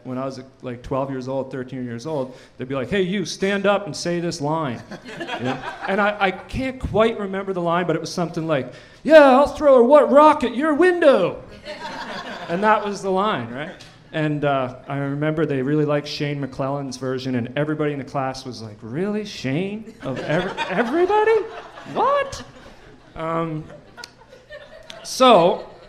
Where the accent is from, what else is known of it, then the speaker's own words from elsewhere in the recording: New Waterford, Nova Scotia, Canada; When I was a kid, some point when I was a kid, I think it was around 1997, in New Waterford